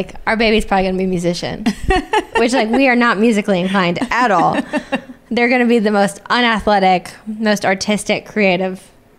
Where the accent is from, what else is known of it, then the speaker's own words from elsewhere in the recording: Des Moines, Iowa, United States; moved away as an adult; now in Nashville, United States; I came from Des Moines, Iowa, where it's just like everyone knows everyone.